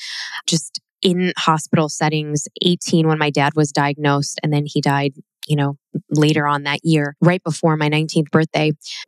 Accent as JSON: {"language": "English", "town": "Chicago", "region": "Illinois", "country": "United States", "tie": "born or raised there", "said": "growing up in Chicago"}